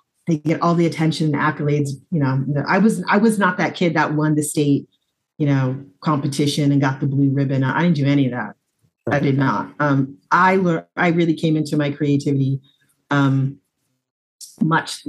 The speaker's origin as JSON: {"language": "English", "town": "Des Moines", "region": "Iowa", "country": "United States", "tie": "born or raised there", "also_born_or_lived": "Pella, Iowa / Brooklyn, New York", "moved": "yes", "said": "I'm from Iowa. I grew up in Des Moines, Iowa. I was actually born in Pella"}